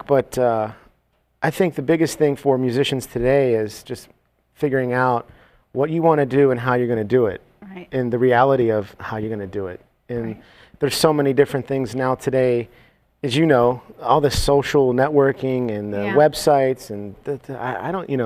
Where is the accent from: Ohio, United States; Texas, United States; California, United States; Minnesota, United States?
Ohio, United States; Youngstown; moved away as an adult; now in Las Vegas, United States; Youngstown State University, my hometown.